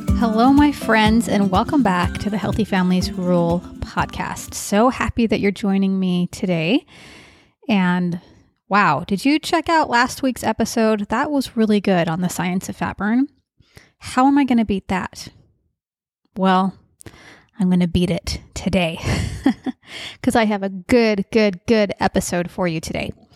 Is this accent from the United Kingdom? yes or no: no; St. George, Utah, United States; I grew up in Saint George, Utah